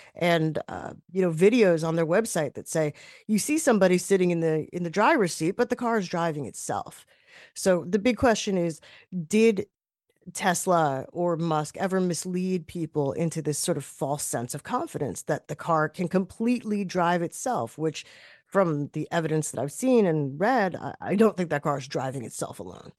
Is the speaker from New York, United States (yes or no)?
yes; New York, United States; moved away as an adult; now in Boston, United States; I'm a New Yorker.